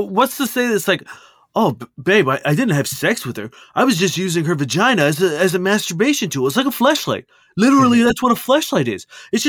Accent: Ukraine; now in Lithuania; I'm from Ukraine, living and working in Lithuania for now.

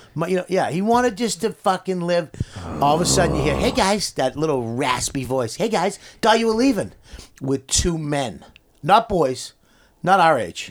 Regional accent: Medford, Massachusetts, United States; moved away; also born or lived in Westchester; I'm from Medford

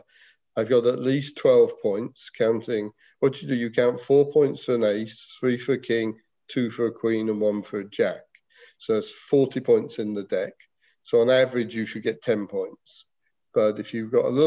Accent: England, United Kingdom; moved away; when I was a schoolboy, we in England had a huge schools competition

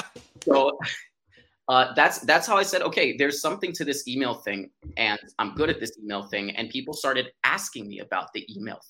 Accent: New York City, New York, United States; I'm from New York City

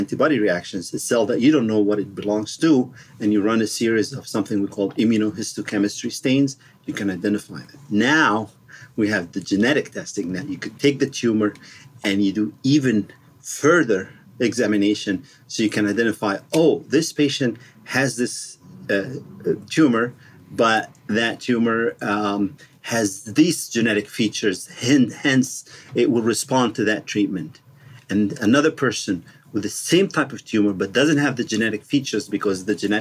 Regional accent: Egypt; moved away as an adult; also born or lived in Washington, D.C., United States; now in Pasadena, United States; I grew up in Egypt and other countries, and then I went to med school in Cairo University

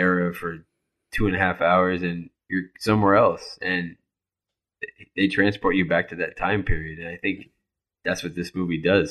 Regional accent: Miami, Florida, United States; I grew up in Miami

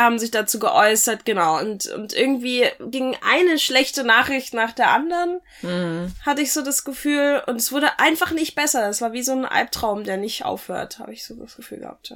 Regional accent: Saxony, Germany; das Bundesland, wo ich aufgewachsen bin

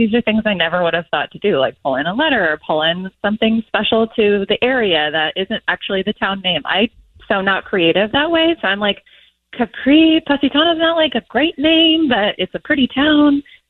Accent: Portland, Oregon, United States; now in Southern California, United States; I'm originally from Portland, Oregon.

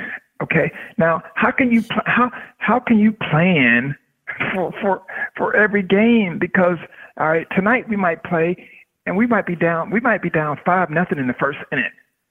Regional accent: Tampa, Florida, United States; It was cool in the sense where I'm born and raised in Tampa, and so my family all got a chance to see me play

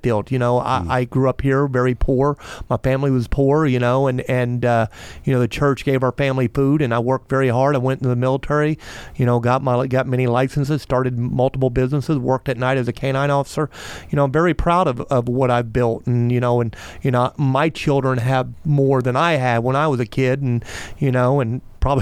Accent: Melbourne, Florida, United States; I grew up here, I'm from here, I love my hometown

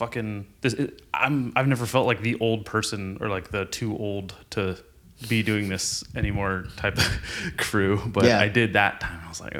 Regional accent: Nipomo, California, United States; I grew up in Nipomo. I started skateboarding there.

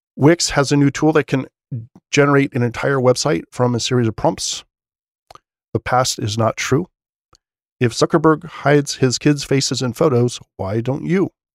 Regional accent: United States; As an American

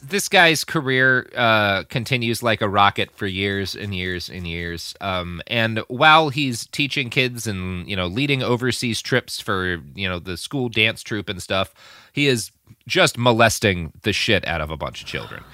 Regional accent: United States; as an American

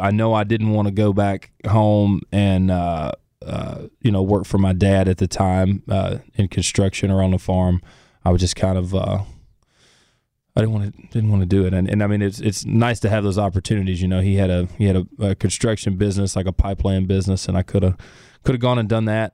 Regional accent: Center Ridge, Arkansas, United States; also born or lived in Florida Gulf Coast; I'm from Central Arkansas. I grew up there and on the Florida Gulf Coast with my mom

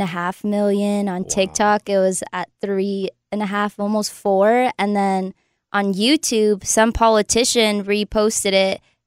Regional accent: the Bay Area, California, United States; moved away as an adult; also born or lived in Los Angeles, California; now in Nashville, United States; I'm from the Bay, and then I moved to LA for 6-7 years

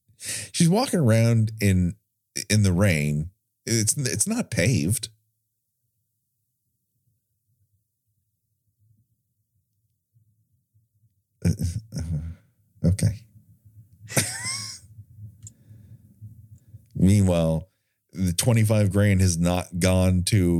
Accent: California, United States; I'm from California

